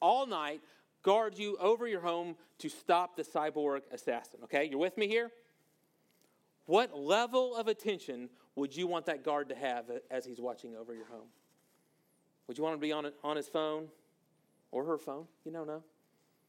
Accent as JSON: {"language": "English", "town": "Monroe", "region": "Louisiana", "country": "United States", "tie": "born or raised there", "moved": "yes", "said": "I'm from North Louisiana, a town called Monroe, Louisiana"}